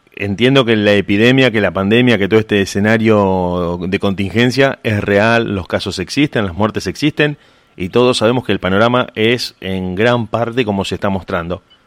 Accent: Argentina; tenemos eso los argentinos

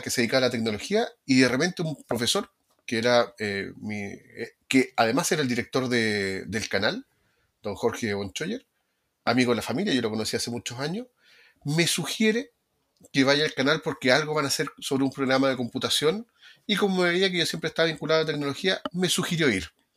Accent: Valparaíso, Chile; yo soy de Valparaíso

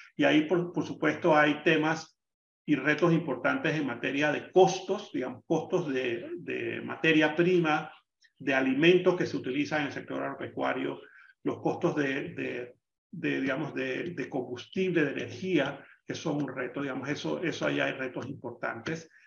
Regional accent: Panama

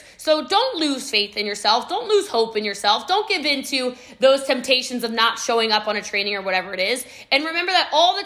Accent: Middletown, Maryland, United States; now in Frisco, United States; I am from Middletown, Maryland, y'all. Okay. I live in Texas now. I live in Frisco, Texas.

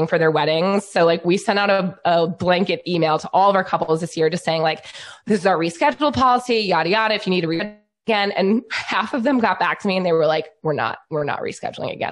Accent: New York, United States; I'm from New York

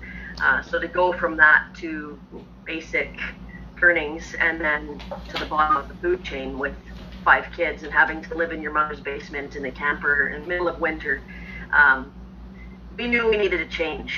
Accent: Hill Spring, Alberta, Canada; I am from Hill Spring, Alberta, here in Canada.

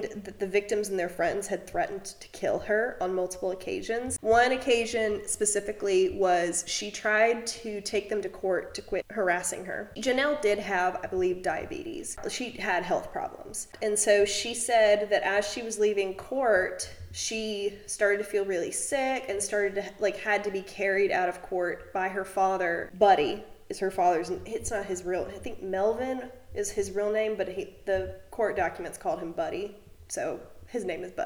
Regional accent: Mississippi, United States

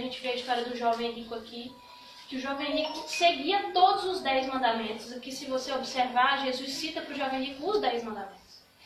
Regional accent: Brazil; eu sou brasileira

